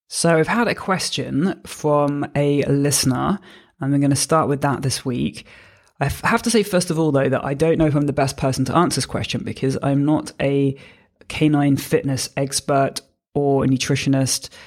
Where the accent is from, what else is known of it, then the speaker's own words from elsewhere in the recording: United Kingdom; I'm a British force-free gun dog trainer